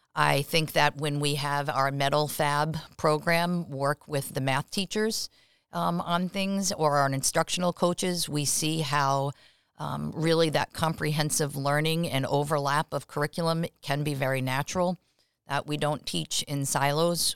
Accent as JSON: {"language": "English", "area": "Long Island", "region": "New York", "country": "United States", "tie": "born or raised there", "also_born_or_lived": "Providence, Rhode Island / Massachusetts", "moved": "as an adult", "said": "I actually am a native New Yorker. I grew up on Long Island."}